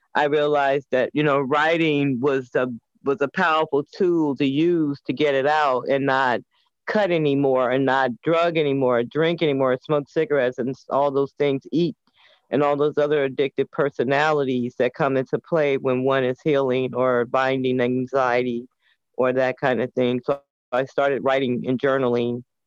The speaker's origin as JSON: {"language": "English", "town": "Chicago", "region": "Illinois", "country": "United States", "tie": "born or raised there", "also_born_or_lived": "Indianapolis, Indiana", "moved": "yes", "lives_now": "Washington, D.C., United States", "said": "I was born and reared until I was nine years old in Indianapolis, Indiana grew up in Chicago and I've been in the district for 30 years"}